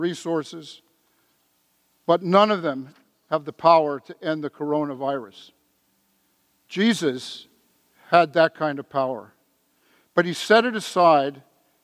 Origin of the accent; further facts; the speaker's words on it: San Francisco, California, United States; When I was growing up in San Francisco, I was an altar boy, St. Monica's Church out in the Richmond District